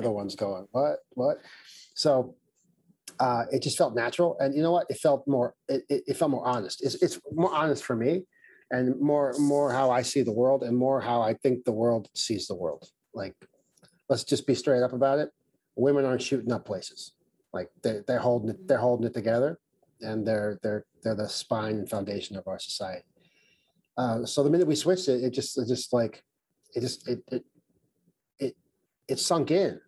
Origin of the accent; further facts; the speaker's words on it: New York City, New York, United States; I grew up in Brooklyn